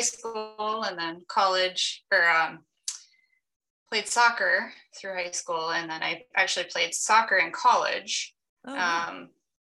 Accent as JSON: {"language": "English", "region": "southern Wisconsin", "country": "United States", "tie": "born or raised there", "also_born_or_lived": "Tennessee", "said": "I grew up in southern Wisconsin"}